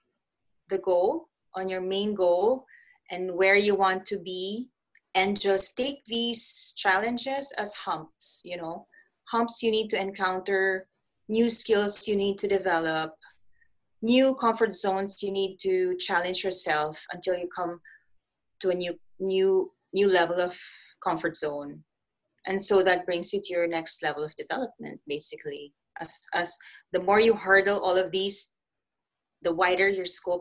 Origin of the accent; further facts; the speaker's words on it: Philippines; moved away as an adult; also born or lived in Switzerland / Middle East; I come from Philippines